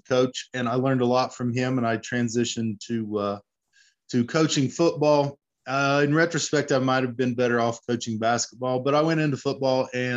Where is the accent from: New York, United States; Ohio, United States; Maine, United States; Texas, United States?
Ohio, United States; Wheelersburg; I grew up in Wheelersburg, Ohio, which is right on the southern border of Ohio and Kentucky, right on the Ohio River